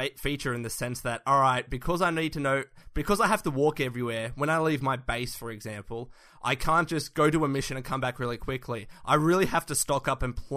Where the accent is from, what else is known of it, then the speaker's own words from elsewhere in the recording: Australia; we're from Australia